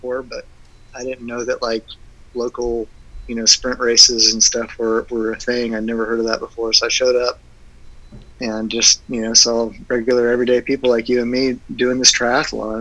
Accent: Houston, Texas, United States; born and raised in Houston, Texas.

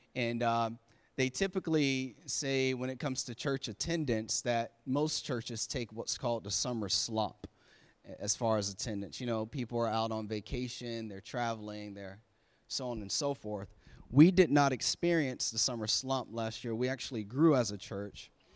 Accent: Florida, United States; now in Maryland, United States; I'm from Florida, so I have summer all, we had summer all year long

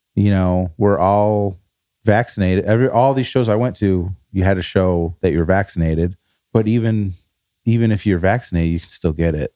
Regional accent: northern Illinois, United States; moved away; middle of Chicago and the Wisconsin border, that's where we were in Illinois

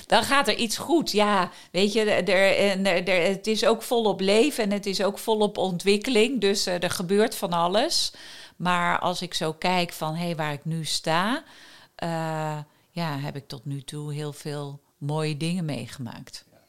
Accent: Wageningen, Gelderland, Netherlands; also born or lived in Groningen; Ik ben in Wageningen opgegroeid. Ik ben in Groningen geboren.

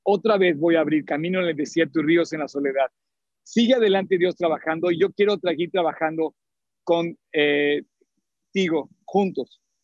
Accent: Mexico; soy mexicano

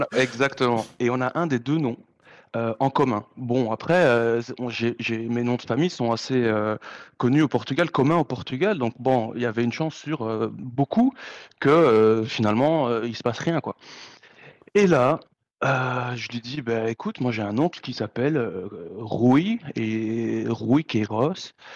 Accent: Brussels, Brussels-Capital Region, Belgium; je viens de Bruxelles

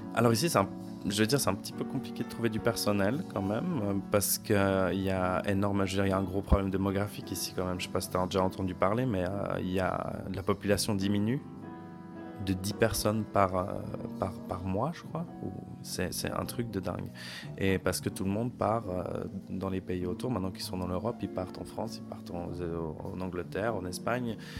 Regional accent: Lausanne, Vaud, Switzerland; moved away as an adult; also born or lived in Geneva / Bulgaria / Djibouti / Accra, Ghana; now in Riga, Latvia; j'ai grandi à Lausanne

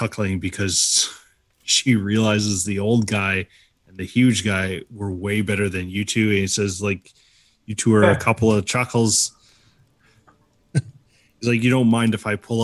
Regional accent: Prince George, British Columbia, Canada; I'm from Prince George

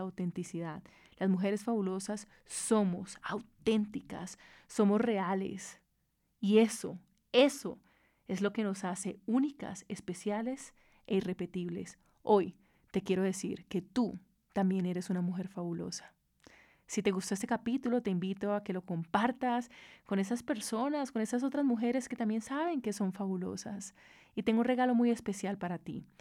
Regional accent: Cali, Valle del Cauca, Colombia; Yo soy caleña, soy bayuna, y soy orgullosa de ser caleña

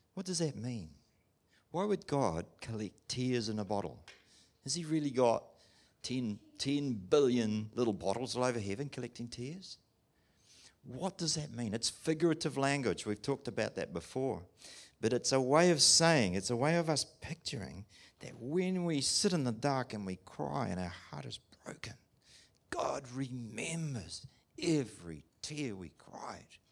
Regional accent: England, United Kingdom; I'm English

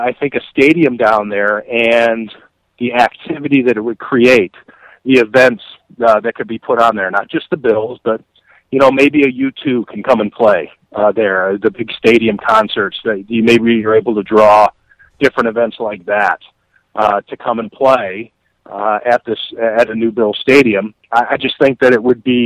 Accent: Ohio, United States; moved away; my home state of Ohio

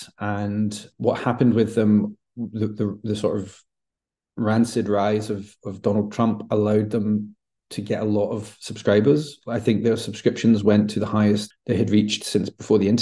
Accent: Glasgow, Scotland, United Kingdom; my hometown of Glasgow

